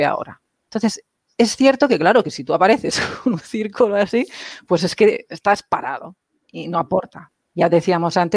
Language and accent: Spanish; Catalonia, Spain; Yo soy catalana.